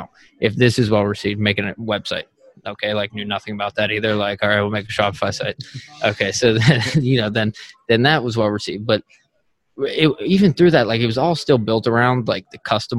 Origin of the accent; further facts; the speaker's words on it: Oakmont, Pennsylvania, United States; moved away as an adult; also born or lived in Philadelphia; I'm originally from Pittsburgh and I literally grew up in Oakmont, Pennsylvania